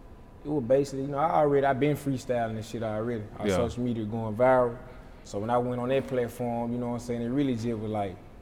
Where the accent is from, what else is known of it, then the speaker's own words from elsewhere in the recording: Cleveland, Mississippi, United States; Yeah, I'm from the trenches, bro, like, country. Deep in the South, so we're like, yeah, I'm from Cleveland. Small city, though, like, everybody know everybody.